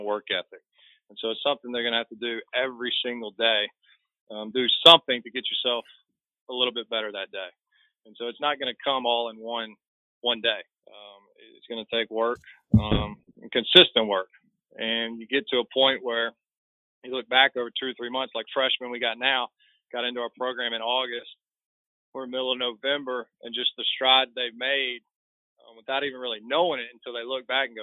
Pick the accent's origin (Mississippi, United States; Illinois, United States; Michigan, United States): Mississippi, United States; Jackson; also born or lived in Hammond, Louisiana; I grew up in Jackson, Mississippi